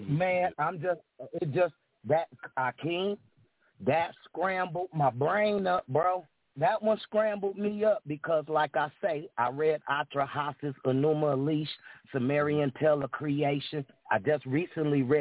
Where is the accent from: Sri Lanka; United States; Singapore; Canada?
United States; California; Now you know how we was brought up in the Bay and, the, and all that.